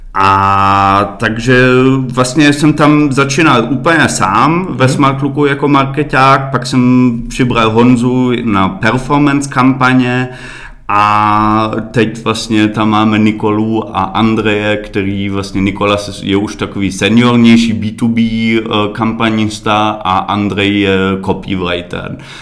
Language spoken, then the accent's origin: Czech; Berlin, Germany; Czech is a second language; moved away as an adult; now in Czech Republic; narodil jsem se v Berlíně a moje mamka je Češka